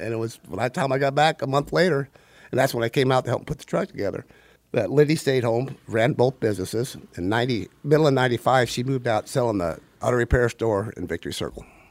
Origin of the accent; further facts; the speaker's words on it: Simi Valley, California, United States; also born or lived in Palmdale; I'm from, uh, grew up in Simi Valley